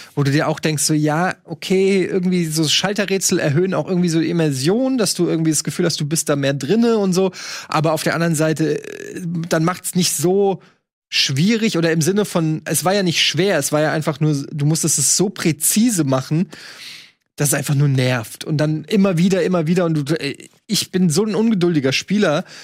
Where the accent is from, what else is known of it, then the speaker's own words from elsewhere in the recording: Germany; als Deutscher